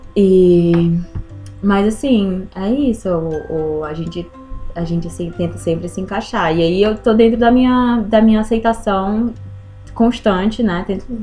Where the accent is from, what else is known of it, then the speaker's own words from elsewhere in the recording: Ceará, Brazil; Eu sou, eu sou do Nordeste do, do, do Brasil, Ceará